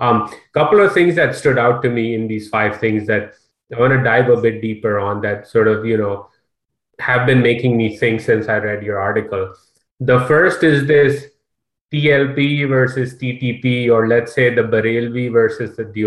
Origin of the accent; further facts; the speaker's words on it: Karachi, Sindh, Pakistan; I remember growing up in Karachi